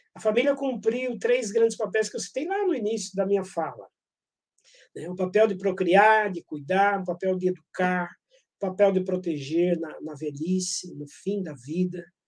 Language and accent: Portuguese; Brazil; sou brasileiro